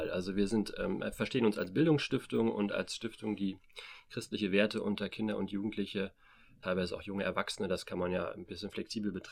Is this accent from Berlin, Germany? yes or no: yes; Berlin, Germany; now in Erfurt, Germany; wir sitzen hier gerade in, im Erfurter Norden, im, in einem riesigen Plattenbaugebiet. Selbst als Berliner ist es schon, wirkt es schon sehr groß. Da kenne ich die natürlich auch aus Berlin.